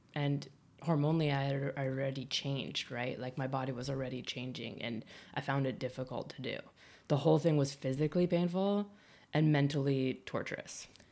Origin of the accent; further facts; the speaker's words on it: Midwest, United States; moved away; also born or lived in Boulder, Colorado; we're both from the Midwest, it, we were raised to care about people more